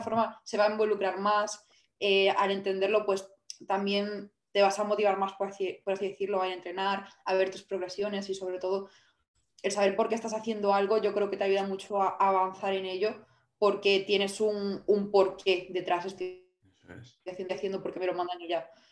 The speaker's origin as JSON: {"language": "Spanish", "town": "Vigo", "region": "Galicia", "country": "Spain", "said": "yo soy de, de Vigo"}